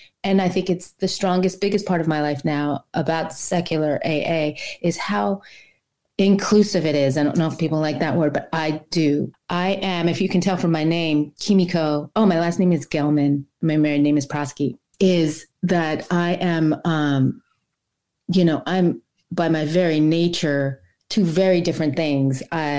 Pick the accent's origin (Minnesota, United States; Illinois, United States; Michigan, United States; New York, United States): New York, United States; Brooklyn; also born or lived in Ohio; now in Savannah, United States; I'm from New York originally. I grew up there. I was born in Brooklyn and grew up in New York City, Queens, Long Island mostly, and a little bit in Ohio when my dad moved there for a few years.